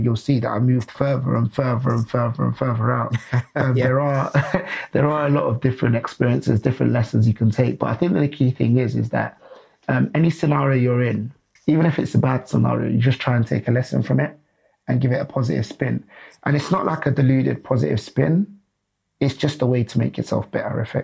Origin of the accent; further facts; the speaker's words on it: London, United Kingdom; I was born in South London, originally born in around like the Borough area, so fairly close to Central